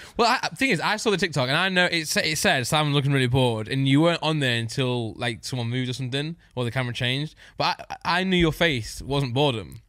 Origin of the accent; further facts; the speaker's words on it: United Kingdom; I'm just British